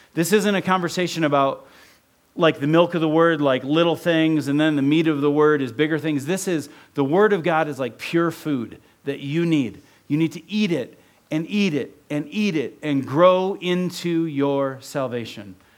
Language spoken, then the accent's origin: English; Ohio, United States; also born or lived in Oregon; now in Utah, United States; I grew up in Ohio